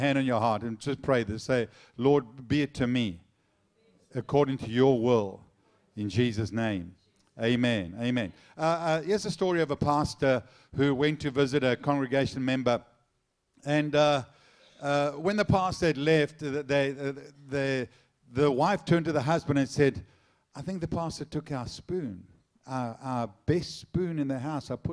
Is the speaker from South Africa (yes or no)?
yes; South Africa; I'm South African